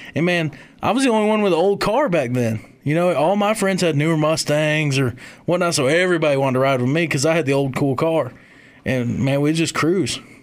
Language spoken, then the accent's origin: English; Kalamazoo, Michigan, United States; moved away; also born or lived in Union, South Carolina; I'm from the middle of the mitten. I'm from Kalamazoo